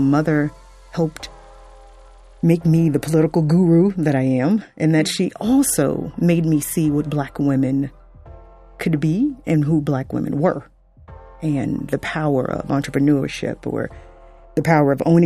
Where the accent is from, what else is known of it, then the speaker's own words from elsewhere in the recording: Fort Lauderdale, Florida, United States; I grew up in South Florida, Fort Lauderdale